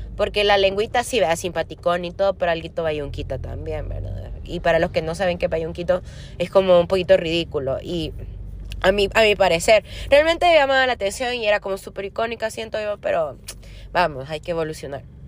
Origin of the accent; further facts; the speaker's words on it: El Salvador; yo soy del Salvador